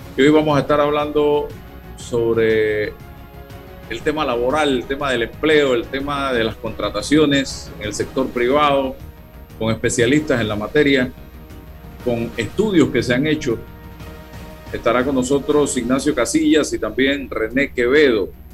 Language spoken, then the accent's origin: Spanish; Panama; mi pueblo, al pueblo panameño